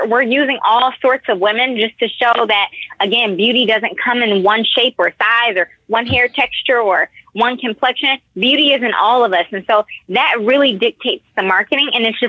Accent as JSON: {"language": "English", "town": "Detroit", "region": "Michigan", "country": "United States"}